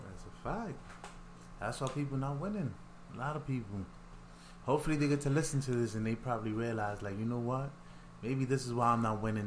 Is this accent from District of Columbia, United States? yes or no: no; New York City, New York, United States; I'm from the Bronx